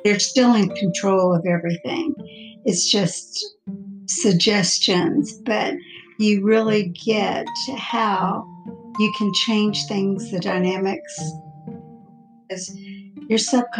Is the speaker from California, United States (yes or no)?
no; Port Arthur, Texas, United States; now in Houston, United States; I was born and raised in Port Arthur, Texas